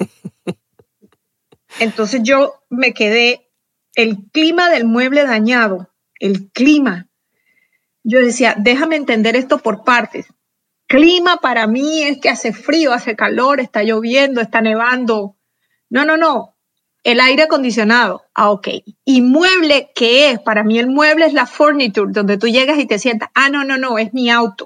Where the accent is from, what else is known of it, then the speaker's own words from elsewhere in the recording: Barranquilla, Atlántico, Colombia; moved away as an adult; now in Houston, United States; yo nací en Barranquilla, Colombia, en, la costa caribe, pero mis padres eh, eran de pueblos más pequeños, entonces tuve como una infancia en la que me moví en muchos pueblos